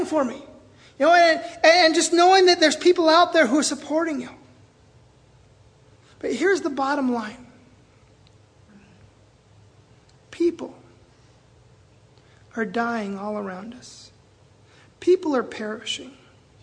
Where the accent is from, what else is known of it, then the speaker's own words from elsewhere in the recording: Seattle, Washington, United States; moved away as an adult; now in Belize City, Belize; I'm from Seattle